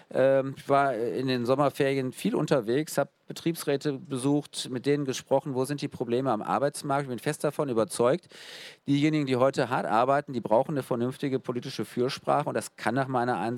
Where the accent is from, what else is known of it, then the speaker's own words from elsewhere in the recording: Essen, North Rhine-Westphalia, Germany; in äh, meiner Heimatstadt Essen ist jedes dritte Kind äh, in einer Hartz-IV-Familie wächst da auf.